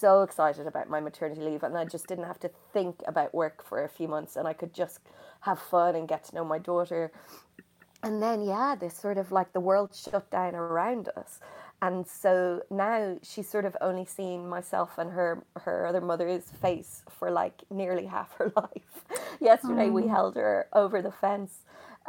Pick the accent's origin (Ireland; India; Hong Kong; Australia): Ireland; Dublin, Leinster; now in London, United Kingdom; I'm from Dublin, which is on the coast